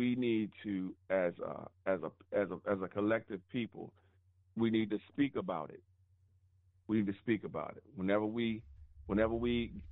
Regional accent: United States; we, as American Africans

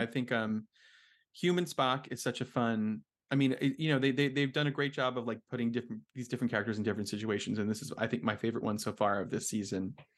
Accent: New Jersey, United States; now in Philadelphia, United States; I am from New Jersey

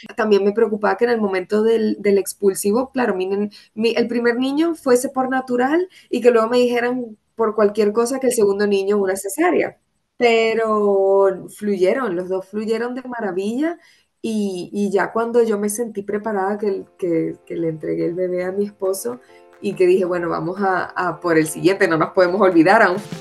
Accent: Venezuela; now in Madrid, Spain; somos de Venezuela, mi, familia materna es española, o sea, mis abuelos son gallegos

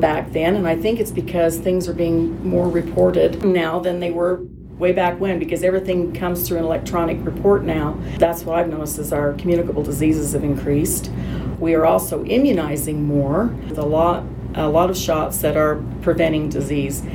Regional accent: Summit County, Utah, United States; Born and raised in Summit County, been here for many, many years

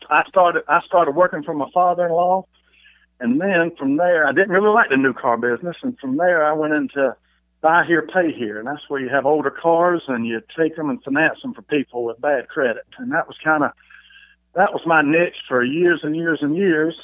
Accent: Charlotte, North Carolina, United States; I'm from Charlotte

